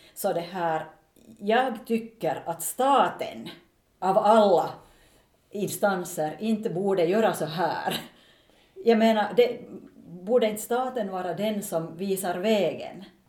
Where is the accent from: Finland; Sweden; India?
Finland; som finländsk företagare